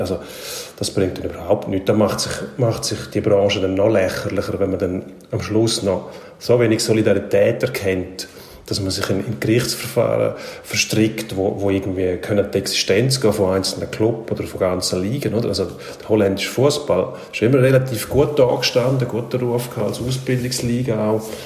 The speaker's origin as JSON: {"language": "German", "country": "Switzerland", "said": "bei uns in der Schweiz"}